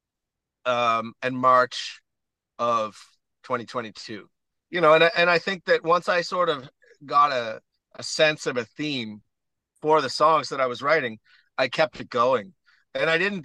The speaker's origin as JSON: {"language": "English", "town": "Stratford", "region": "Prince Edward Island", "country": "Canada", "tie": "born or raised there", "also_born_or_lived": "Edmonton / Toronto", "said": "Battery Point, which is where I grew up in Stratford area"}